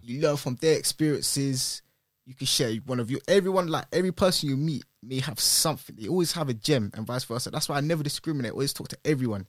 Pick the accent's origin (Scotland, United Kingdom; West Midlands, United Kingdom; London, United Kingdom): London, United Kingdom; originally I'm from Northwest